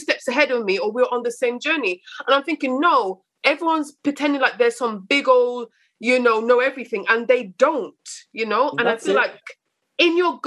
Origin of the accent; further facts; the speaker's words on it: Coventry, West Midlands, United Kingdom; moved away; I wasn't born in London. So growing up in Coventry, where I had my teenagers in Coventry